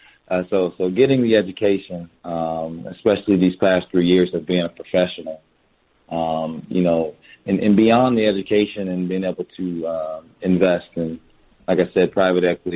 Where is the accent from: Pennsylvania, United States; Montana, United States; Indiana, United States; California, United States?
Indiana, United States; Fort Wayne; moved away; also born or lived in Dallas, Texas; Indiana, July 12th, my hometown.